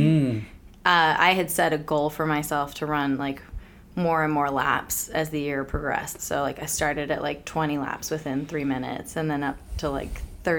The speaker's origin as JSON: {"language": "English", "town": "Richmond", "region": "Virginia", "country": "United States", "tie": "born or raised there", "said": "Richmond, Virginia."}